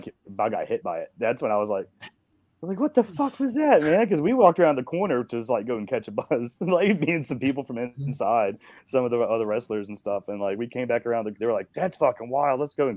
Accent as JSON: {"language": "English", "town": "Asheville", "region": "North Carolina", "country": "United States", "also_born_or_lived": "Marietta, Georgia", "moved": "yes", "lives_now": "Atlanta, United States", "said": "I'm from Asheville. So we're both from North Carolina."}